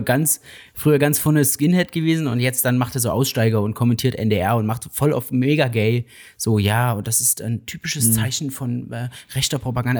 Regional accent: Saxony, Germany; ich komme aus Sachsen

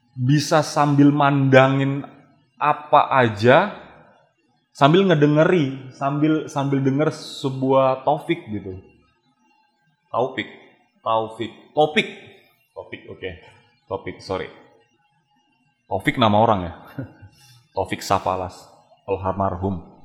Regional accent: Medan, North Sumatra, Indonesia; asli dari Medan.

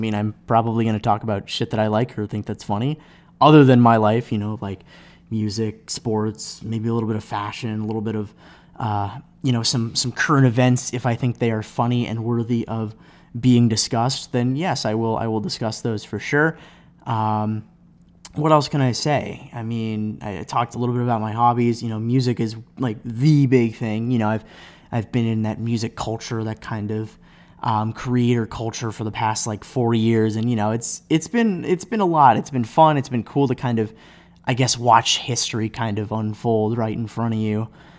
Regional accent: Cleveland, Ohio, United States; now in Chicago, United States; But I live in Chicago. I'm from Cleveland. Go Browns.

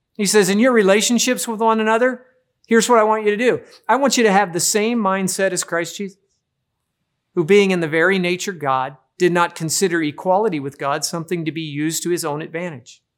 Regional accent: Midwest, United States; growing up in the Midwest

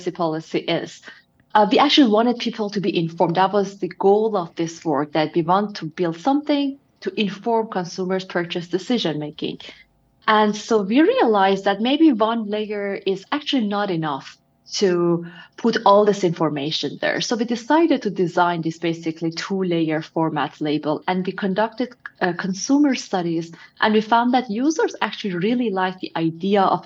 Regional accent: Iran; moved away as an adult; now in United States; I'm originally from Iran, and I was there till I was, I believe, 22 years old. So for the majority of my life, I was actually living in Iran.

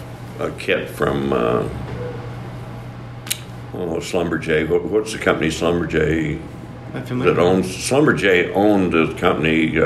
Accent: Colorado, United States; moved away as an adult; now in Hot Springs, Arkansas, United States; anyway, I am from Colorado, been here in Arkansas 25 years now

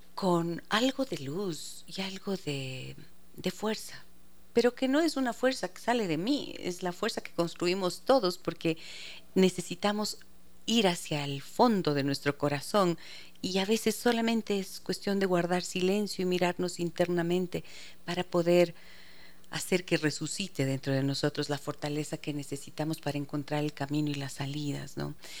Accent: Ecuador; debemos sentirnos orgullosos realmente como ecuatorianos

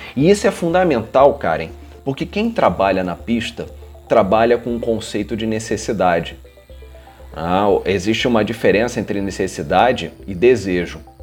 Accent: Rio de Janeiro, Brazil; Eu nasci, eu sou, sou carioca, nasci no Rio de Janeiro, morei aqui minha vida toda

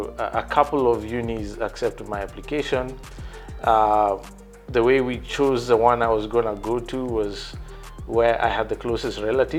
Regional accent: Kenya; moved away as an adult; also born or lived in United States; Raised in Kenya like everyone else

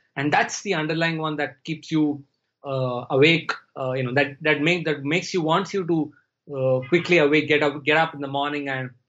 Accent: India; first language Tamil; English is a second language; I'm more fluent in English than in my mother tongue, which was Tamil.

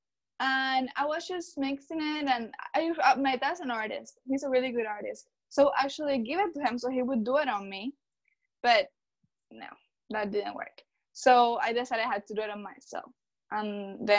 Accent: Cuba; moved away as an adult; now in Atlanta, United States; I am from Cuba. So when I came to the United States about 5 years ago

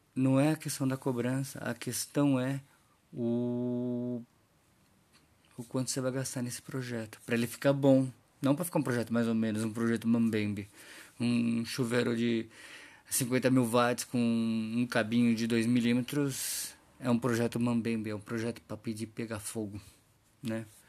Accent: Brazil; da gente como brasileiros

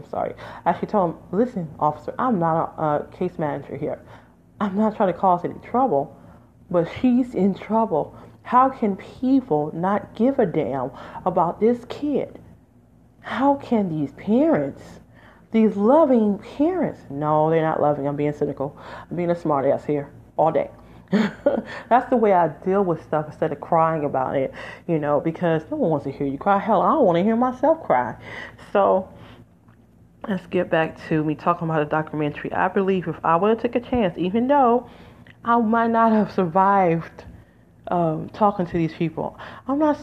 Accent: Detroit, Michigan, United States; moved away; also born or lived in Las Vegas, Nevada / Los Angeles, California; I'm from Detroit, Michigan, folks, originally, 313

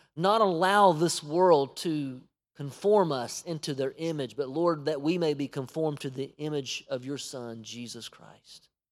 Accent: United States; we as an American church

